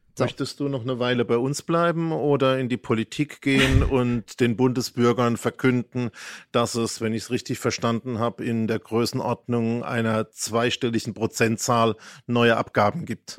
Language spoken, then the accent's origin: German; Heidelberg, Baden-Württemberg, Germany; moved away; also born or lived in Schwetzingen / Bavaria; Ich bin ja hier nur in Schwetzingen und Heidelberg groß geworden und in Bayern